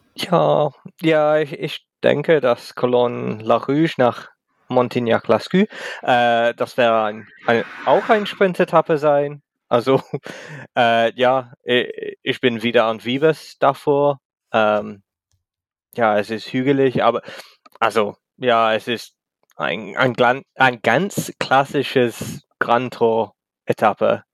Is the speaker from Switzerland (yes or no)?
no; England, United Kingdom; German is a second language; ich komme aus England ähm, oder Großbritannien, wie es heißt